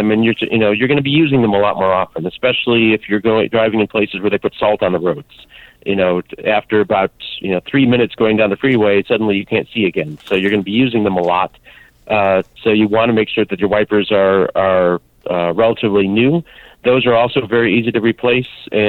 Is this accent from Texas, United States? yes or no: no; Chicago, Illinois, United States; I grew up in Chicago area